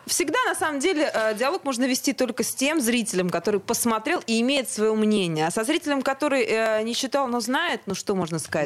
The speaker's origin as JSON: {"language": "Russian", "town": "Grozny", "region": "Chechnya", "country": "Russia", "moved": "yes", "lives_now": "Moscow, Russia", "said": "я вообще из Чечни"}